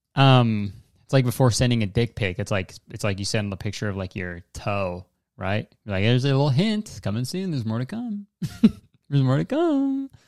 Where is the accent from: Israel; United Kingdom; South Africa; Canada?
Canada; I'm a Canadian.